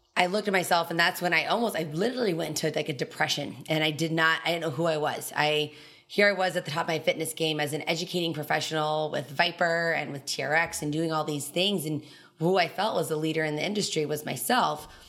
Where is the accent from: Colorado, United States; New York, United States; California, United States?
Colorado, United States; Telluride; moved away as an adult; also born or lived in Kansas; I was born and raised in Torrey, Colorado. It's a small ski resort town, so it's like two thousand people, bottom southwest corner of Colorado